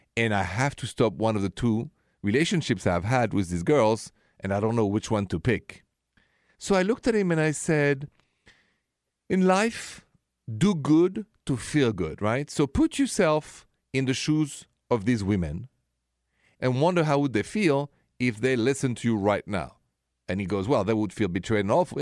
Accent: Paris, Île-de-France, France; accent: French; English is a second language; moved away; my accent is French, from Paris actually.

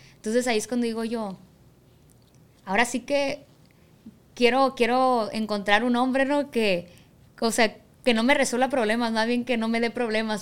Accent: Culiacán, Sinaloa, Mexico; Yo ya nací aquí, pues en Culiacán. Mi mamá también nació en Culiacán

